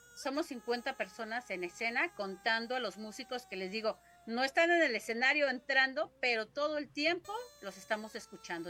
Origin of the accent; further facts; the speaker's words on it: Mexico City, Mexico; el 70-80% somos oriundos de Xochimilco